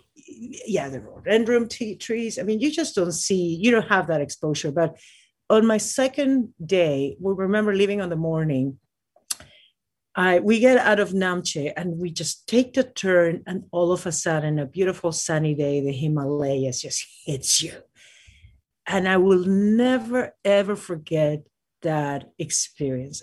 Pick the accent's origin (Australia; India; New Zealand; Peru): Peru; Lima; now in United States; I was born in Lima, Peru